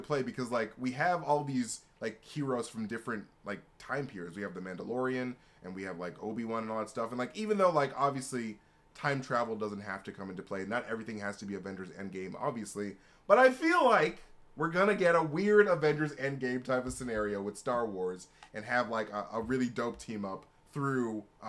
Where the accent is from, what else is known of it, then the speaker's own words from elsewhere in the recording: Alabama, United States; Ship Luke and Leia, actually. I'm from Alabama.